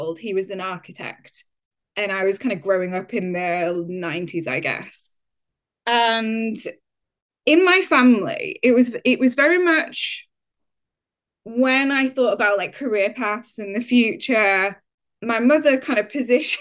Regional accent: Huddersfield, Yorkshire and the Humber, United Kingdom; moved away; also born or lived in Leeds / York; my journey begins in Huddersfield in West Yorkshire. That is where I grew up

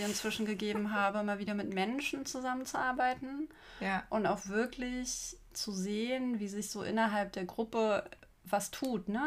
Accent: Magdeburg, Saxony-Anhalt, Germany; Julia und ich trafen uns in meiner Heimatstadt Magdeburg

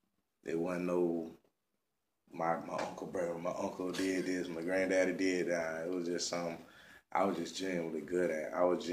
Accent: Florida, United States; also born or lived in Georgia; From Palm Beach County. Kind of born and raised a little bit everywhere. Family originates from Belgrade, went to Florida.

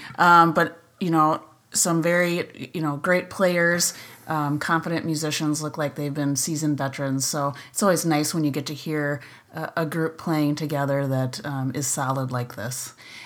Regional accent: Wisconsin, United States; accent: Wisconsin; my Wisconsin accent

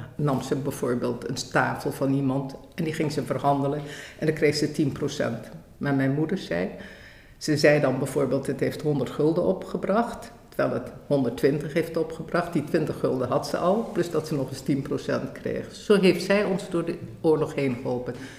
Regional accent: Indonesia; also born or lived in Bandung; now in Netherlands; Ik ben geboren in Nederlands-Indië.

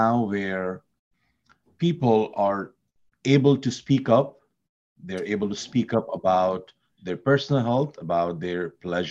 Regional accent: India; Having born and brought up in India

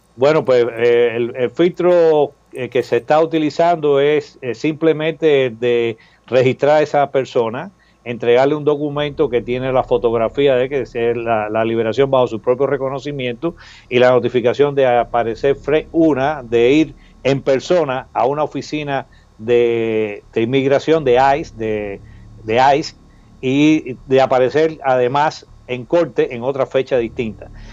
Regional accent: Cuba; now in United States; nuestros derechos como cubanos americanos

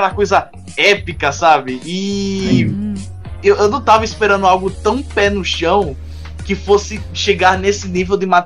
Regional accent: Paraíba, Brazil; eu sou do Nordeste, né?

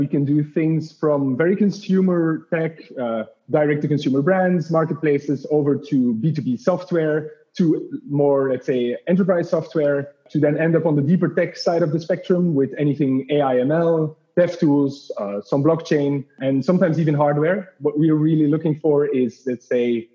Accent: Belgium; moved away as an adult; now in Paris, France; Home is Belgium

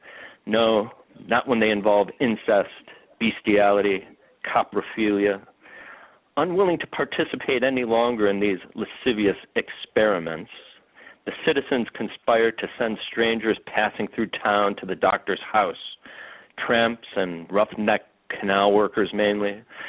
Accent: Cleveland, Ohio, United States; I'm from the Cleveland, Ohio area, and this part of the country, sometimes described as the Rust Belt, and had gone through some pretty difficult times.

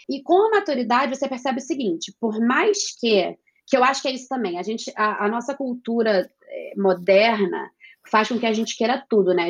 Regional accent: Brazil; moved away as an adult; also born or lived in New York, United States; eu cresci com cachorro no Brasil

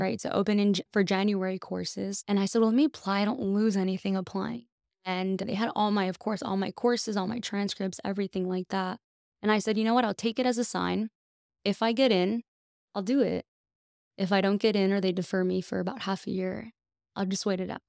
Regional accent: McAllen, Texas, United States; I am from McAllen, Texas, born and raised

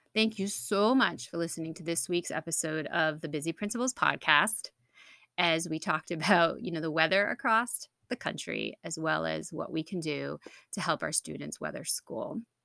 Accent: New England, United States; I'm from New England

